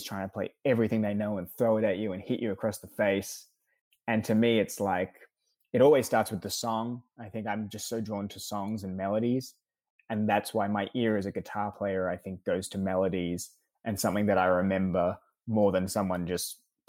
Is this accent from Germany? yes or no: no; Australia; now in United States; I moved over from Australia to the States in 2014.